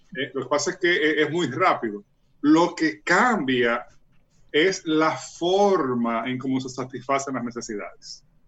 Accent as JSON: {"language": "Spanish", "country": "Dominican Republic", "said": "ese atributo que tenemos como cultura dominicana"}